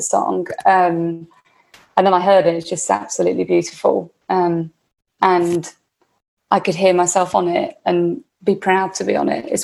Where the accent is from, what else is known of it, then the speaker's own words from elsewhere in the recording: Warwickshire, West Midlands, United Kingdom; I grew up in Warwickshire, which is the Midlands, right in the middle of England